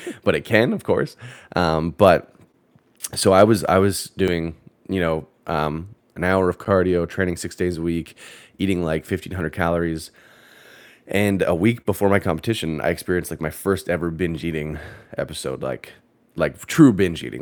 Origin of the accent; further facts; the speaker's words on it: Canada; moved away as an adult; now in United States; I'm Canadian